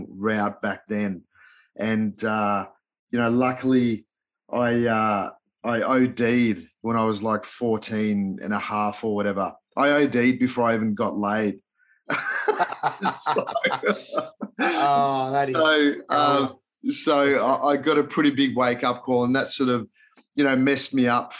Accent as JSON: {"language": "English", "town": "Melbourne", "region": "Victoria", "country": "Australia", "tie": "born or raised there", "also_born_or_lived": "Budapest, Hungary / Los Angeles, United States", "accent": "Australian", "second_language": "English", "said": "I moved to Melbourne, Australia with mum and dad when I was like 8 and didn't know a word of English"}